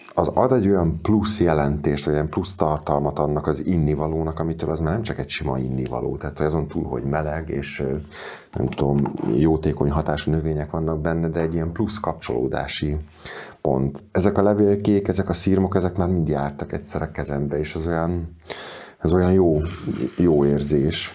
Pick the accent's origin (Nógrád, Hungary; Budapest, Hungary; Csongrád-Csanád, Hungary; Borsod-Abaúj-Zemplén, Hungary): Budapest, Hungary; moved away as an adult; also born or lived in near Kaposvár; Én egy panel gyerek vagyok, tehát lakótelepen születtem, lakótelepen éltem. Amikor tizenpár évvel ezelőtt szabadúszó lettem, akkor úgy döntöttem, hogy a, a bázisomat áthelyezem a fővárosból vidékre